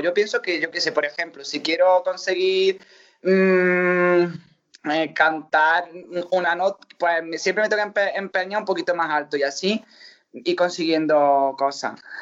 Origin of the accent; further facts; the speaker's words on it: Montilla, Andalusia, Spain; en mi pueblo, por ejemplo, que me quiere muchísimo en Montilla